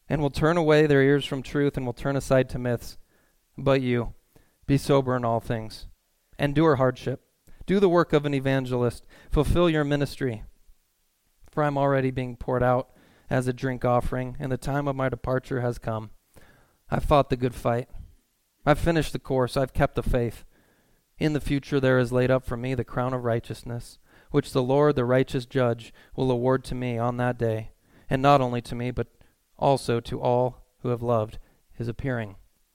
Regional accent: California, United States; Because I'm from Southern California. I'm like, I went to Cal Lutheran.

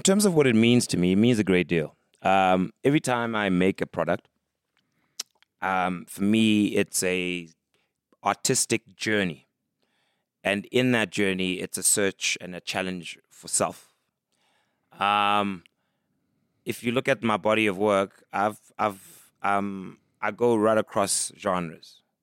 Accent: East London, Eastern Cape, South Africa; also born or lived in Mdantsane, Ciskei; grew up in the Eastern Cape, East London primarily

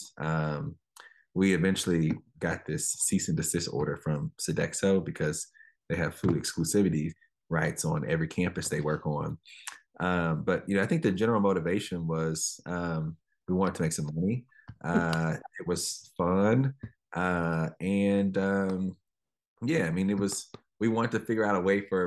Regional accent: Dallas, Texas, United States; now in Oakland, United States; I grew up in Dallas, kind of on the southern sector of Dallas

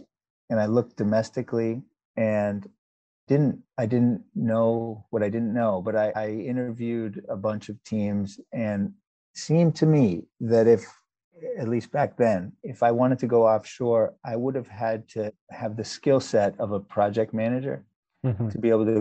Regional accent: New York area, United States; moved away as an adult; also born or lived in South Africa / Canada; now in Boston, United States; I spent most of my childhood growing up in the New York area and stayed in the Northeast, and I'm now in the Boston area

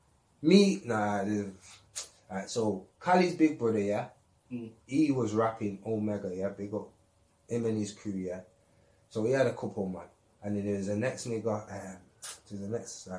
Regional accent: Manchester, North West England, United Kingdom; I'm from Longside

